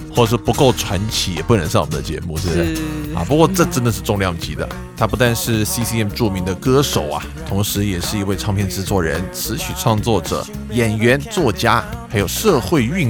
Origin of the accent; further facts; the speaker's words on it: Taiwan; moved away; also born or lived in Denver, Colorado; 那个主人知道我从台湾来的